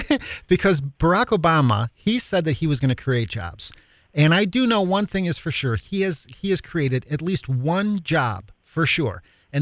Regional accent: Chicago, Illinois, United States; So I grew up on the South Side of Chicago as well, which is why I can't talk.

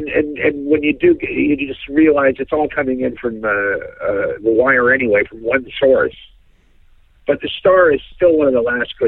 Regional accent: Toronto, Ontario, Canada; Like, I as a kid, I sounded more like I came from Tonawanda than I did from Toronto.

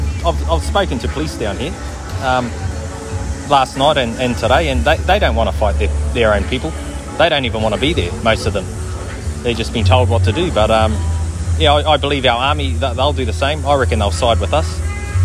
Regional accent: Albany, Auckland, New Zealand; Albany and Auckland.

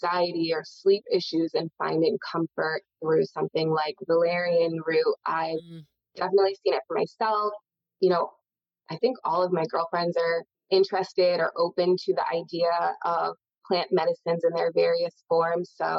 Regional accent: New Hampshire, United States; I grew up in New Hampshire

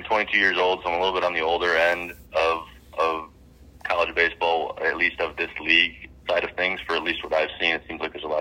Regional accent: United States; growing up in the States

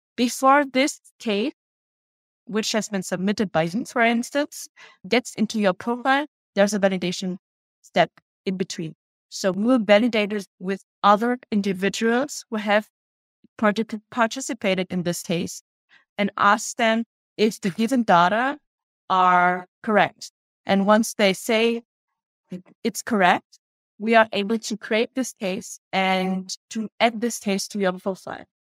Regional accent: Germany; moved away as an adult; also born or lived in Vietnam / Vienna, Austria; now in Paris, France; I grew up in Germany, was born in Vietnam

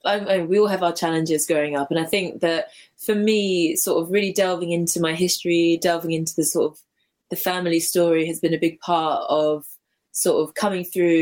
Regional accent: London, United Kingdom; I was brought up in London. I was brought up in a place called Hounslow, which is like very close to Heathrow Airport, Zone 6. Mm-hmm. It's not the most sort of lovely part of the city, but like, you know, it was quite rich culturally in ways. It was very diverse.

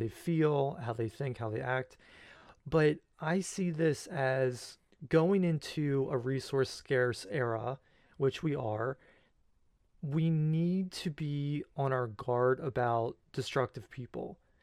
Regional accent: United States; as the American people

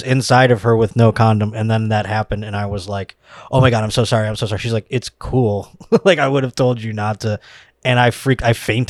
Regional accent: Buffalo, New York, United States; moved away; I'm from Buffalo, New York originally.

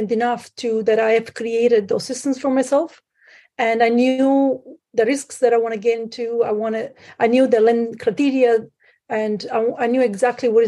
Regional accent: Sicily, Italy; moved away as an adult; now in Canada; I'm originally from Italy. I grew up in Sicily.

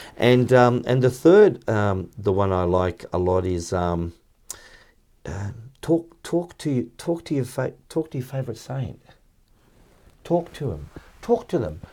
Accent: Melbourne, Victoria, Australia; I grew up in Flemington, um, it was a very basic suburb

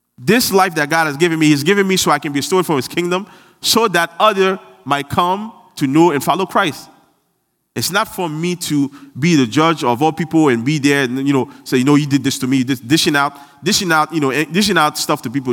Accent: Haiti; I'm from Haiti and I'm proud

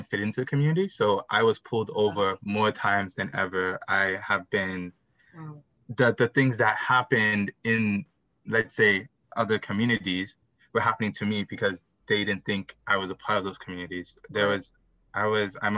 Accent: Mississauga, Ontario, Canada; I grew up in Mississauga. I grew up North Mississauga.

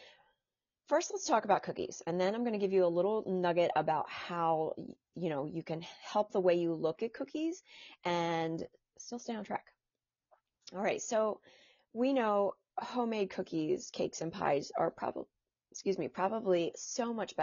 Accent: New Jersey, United States; I'm from New Jersey. I'm from a small town in New Jersey with one traffic light

